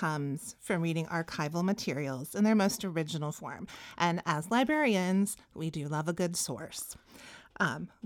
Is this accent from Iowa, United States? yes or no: yes; Iowa, United States; we're from Iowa and we learn Iowa history